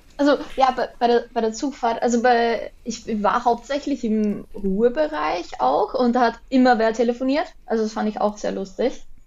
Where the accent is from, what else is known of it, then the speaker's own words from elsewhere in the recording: Lower Austria, Austria; ich komme aus Niederösterreich, also Niederösterreich schließt Wien so ein. Ähm, eher aus dem Süden